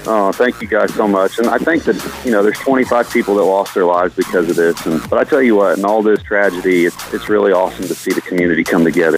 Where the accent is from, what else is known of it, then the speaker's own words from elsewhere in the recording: Illinois, United States; now in Brentwood, United States; I grew up in Illinois